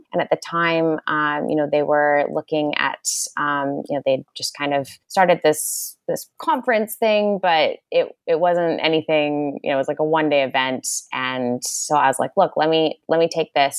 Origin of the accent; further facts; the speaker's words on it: Ontario, Canada; moved away as an adult; also born or lived in Vancouver, Canada; now in Sydney, Australia; I actually grew up in Canada. I grew up in Ontario.